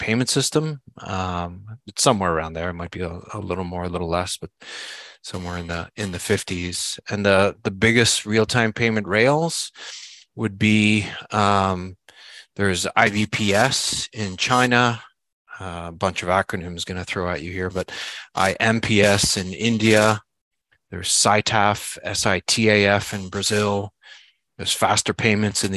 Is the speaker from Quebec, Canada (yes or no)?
yes; Montreal, Quebec, Canada; moved away as an adult; now in Charlotte, United States; I live in Charlotte, North Carolina, but I'm originally from Montreal, Canada. But we've been here for just about 20 years.